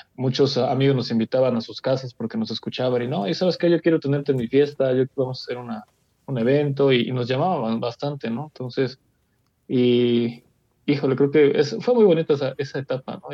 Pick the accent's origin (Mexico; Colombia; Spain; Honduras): Mexico; yo soy mexicano